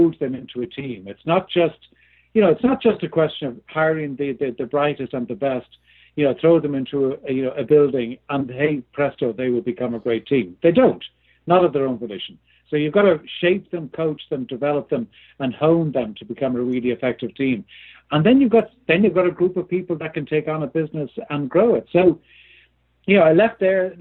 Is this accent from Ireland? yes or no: yes; Ireland; moved away; I was born and lived in Ireland for many years. There's probably a bit of a hint there by both my accent